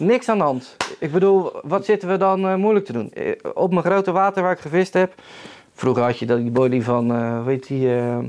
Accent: Netherlands; wij als Nederlanders

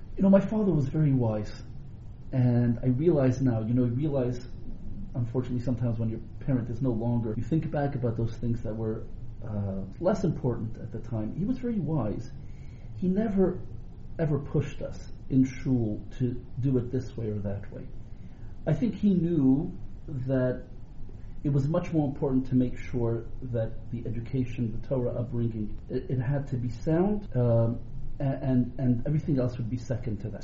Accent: Montreal, Quebec, Canada; moved away as an adult; also born or lived in Rabat, Morocco; now in Toronto, Canada; We came to Montreal. We were all very young. We grew up in Montreal

